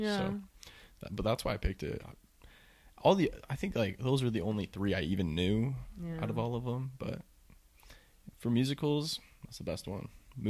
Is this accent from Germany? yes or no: no; Utah, United States; we grew up in Utah.